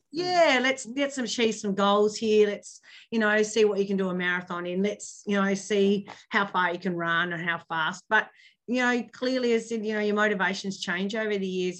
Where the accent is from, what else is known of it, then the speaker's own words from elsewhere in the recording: Hobart, Tasmania, Australia; now in Launceston, Australia; I grew up in Hobart